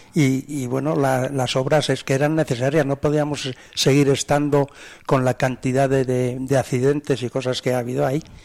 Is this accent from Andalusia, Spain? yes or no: no; Burgos, Castile and León, Spain; now in Soria, Spain; yo que procedo de Burgos